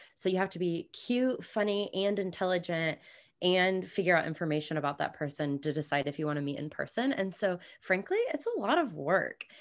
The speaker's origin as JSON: {"language": "English", "town": "Kansas City", "country": "United States", "tie": "born or raised there", "also_born_or_lived": "New Zealand", "moved": "as an adult", "said": "I grew up in Kansas City, but I have been nomadic and working remotely for five plus years"}